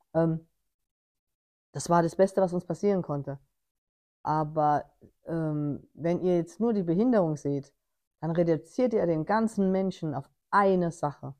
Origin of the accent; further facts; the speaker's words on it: Germany; ich als Deutsche im Ausland